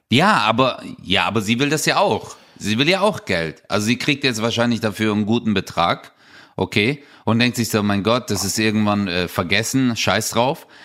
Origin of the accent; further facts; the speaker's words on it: Stuttgart, Baden-Württemberg, Germany; bei uns in Stuttgart